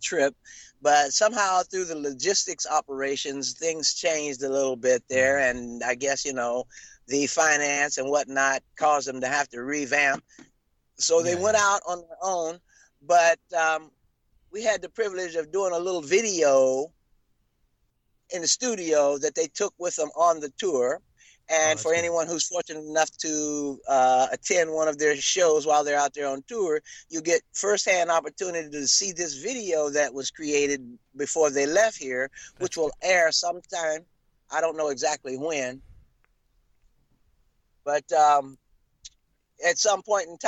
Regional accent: Columbus, Ohio, United States; also born or lived in West Virginia; If you were raised in Ohio, you were raised in my home state.

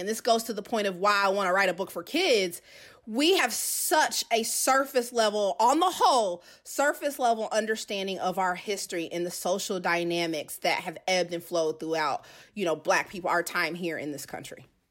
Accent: Kansas City, Missouri, United States; moved away as an adult; also born or lived in Georgia; I'm originally from Kansas City, so I went back home after graduating from Georgia Southern.

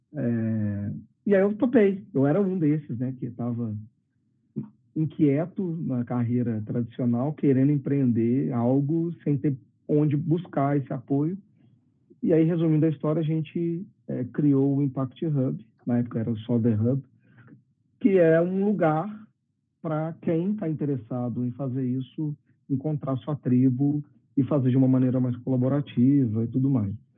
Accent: Belo Horizonte, Minas Gerais, Brazil; also born or lived in India; eu, eu sou daqui de BH, estou falando de Belo Horizonte hoje, eu sou daqui também

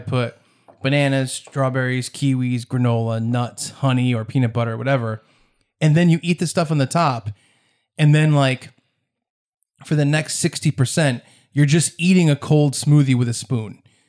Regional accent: Warren, Rhode Island, United States; You know, I grew up in Warren, Rhode Island, which is right next to Bristol, Rhode Island.

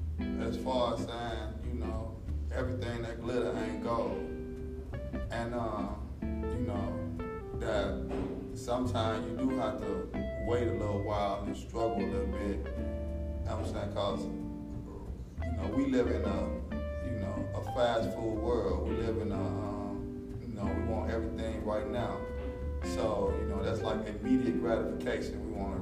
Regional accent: Chicago, Illinois, United States; also born or lived in Milwaukee; I was born in Chicago, but I was raised between Chicago and Milwaukee. So, you know, if you ask me my hometown, you know what I'm saying, they both my hometown.

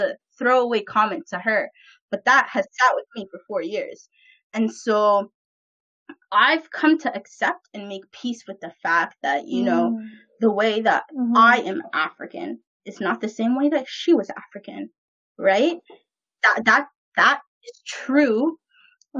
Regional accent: Vancouver, British Columbia, Canada; born or raised there

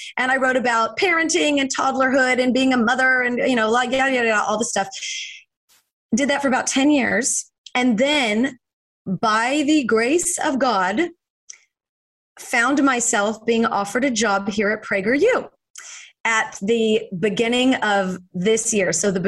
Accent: Fresno, California, United States; now in Los Angeles, United States; I was born and raised in Fresno, and now, of course, I live in Los Angeles, yeah. But in my heart is the Central Valley of California.

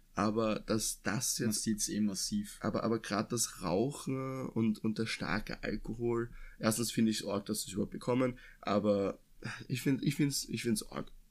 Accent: Lower Austria, Austria; dass wir in Anführungszeichen richtig geil aufgewachsen sind, weil wir kommen ja aus Niederösterreich

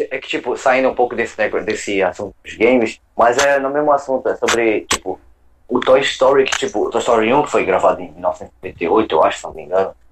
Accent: Pará, Brazil; Linguagem bicho. paraense. {S255} Opa, {S0} falei de onde eu sou.

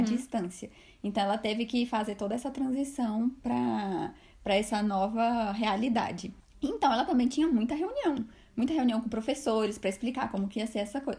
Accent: Brasília, Federal District, Brazil; a gente é de Brasília

